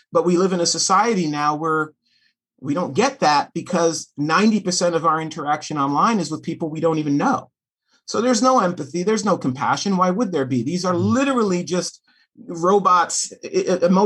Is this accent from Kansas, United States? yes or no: no; New York City, New York, United States; also born or lived in Los Angeles, United States; now in Fort Wayne, United States; I'm half Puerto Rican, half Russian Jew from New York City. I've lived in L.A. for 10 years